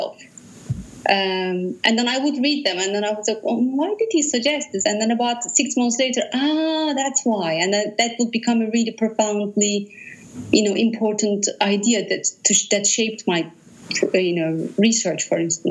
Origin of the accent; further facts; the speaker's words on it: Ürgüp, Nevşehir, Turkey; moved away; also born or lived in Van, Turkey / Ankara, Turkey; I grew up in Cappadocia in Urgut.